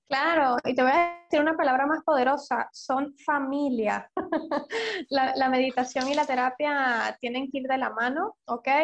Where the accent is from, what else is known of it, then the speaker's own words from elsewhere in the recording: Venezuela; moved away; also born or lived in London; soy venezolana